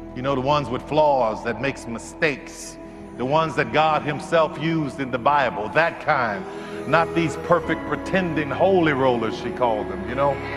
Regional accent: New Orleans, Louisiana, United States; I grew up in New Orleans

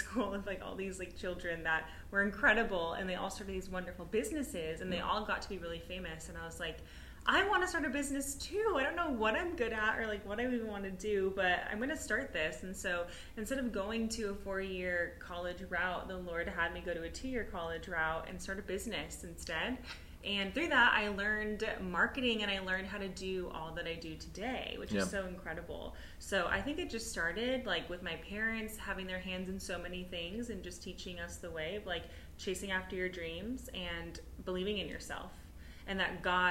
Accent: Los Angeles, California, United States; So we were raised in Hollywood, but we were Christians in Hollywood

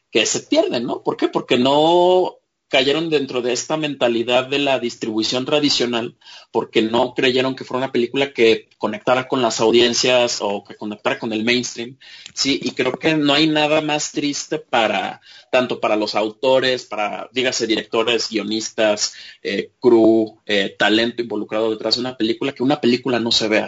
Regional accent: Mexico; pero yo como audiencia mexicana, ¿en dónde quedo?

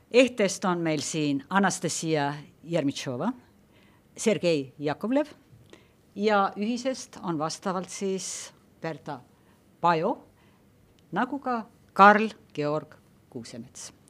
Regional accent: Estonia; kui nüüd võtta, et mis on erinevus meil ja Lätil, siis me oleme teel Nõukogude Liidust ja nüüd juba Euroopa Liidus viimased kuusteist aastat

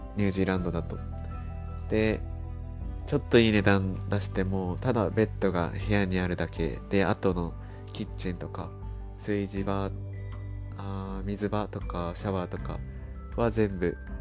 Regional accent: Japan; moved away as an adult; now in Blenheim, New Zealand; 「どこから来たのどこ出身?」って聞かれて「日本だよ」って言ったら

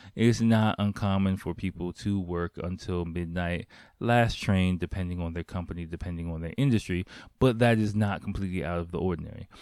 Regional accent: United States; moved away as an adult; now in Japan; the environment I grew up in in America

